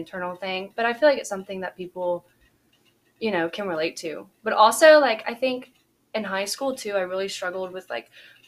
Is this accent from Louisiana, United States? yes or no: yes; Shreveport, Louisiana, United States; moved away as an adult; now in Baton Rouge, United States; I grew up on a farm just right outside of Shreveport